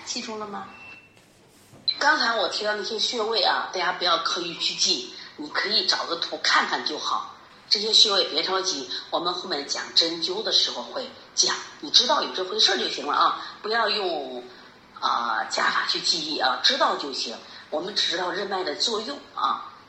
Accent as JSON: {"language": "Chinese", "country": "China", "said": "也是我们中国人的骄傲，我们中国人的智慧啊"}